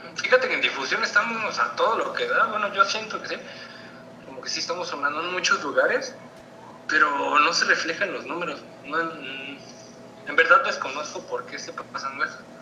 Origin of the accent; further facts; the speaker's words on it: San Juan del Río, Querétaro, Mexico; yo soy de Sajón del Río, Querétaro